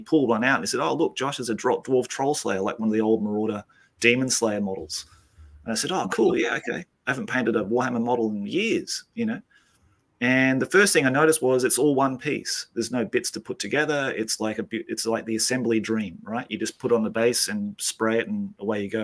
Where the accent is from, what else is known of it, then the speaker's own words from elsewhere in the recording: Australia; moved away as an adult; now in Japan; I've lived in Australia all my life